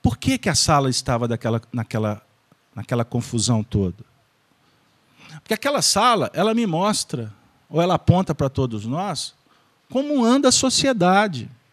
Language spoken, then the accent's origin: Portuguese; Minas Gerais, Brazil; minha terra, que é Minas Gerais